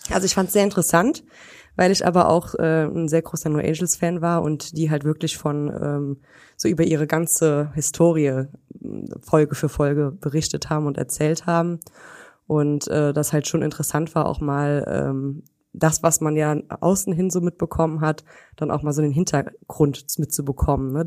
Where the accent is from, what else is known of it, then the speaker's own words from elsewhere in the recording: Weitersburg, Rhineland-Palatinate, Germany; in Weitersburg. Das ist so ein kleines Örtchen hier in der Nähe von Koblenz